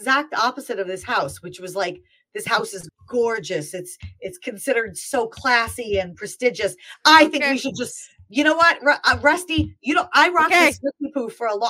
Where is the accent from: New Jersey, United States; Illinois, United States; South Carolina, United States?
New Jersey, United States; moved away; I am from New Jersey. I grew up there. We did not live far from this house.